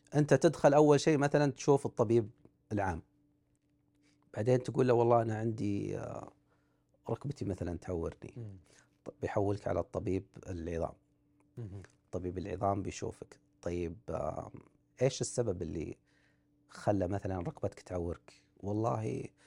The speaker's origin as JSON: {"language": "Arabic", "country": "Saudi Arabia", "said": "احنا عندنا في السعوديه مشهوره مباريات الحواري"}